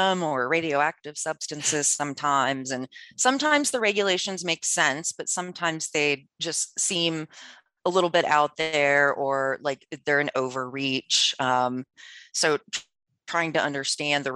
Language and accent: English; Maryland, United States; I'm from Maryland, which is very slow going out there